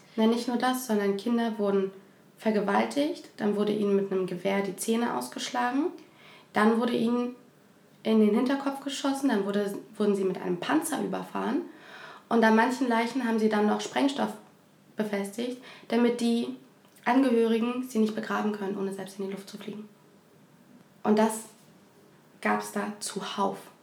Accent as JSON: {"language": "German", "country": "Ukraine", "also_born_or_lived": "Germany", "moved": "yes", "lives_now": "Berlin, Germany", "said": "ich bin Ukrainerin"}